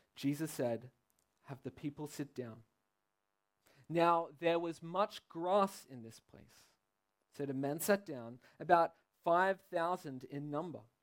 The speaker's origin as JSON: {"language": "English", "town": "Sydney", "region": "New South Wales", "country": "Australia", "moved": "yes", "lives_now": "Belgium", "said": "I'm from Sydney, Australia"}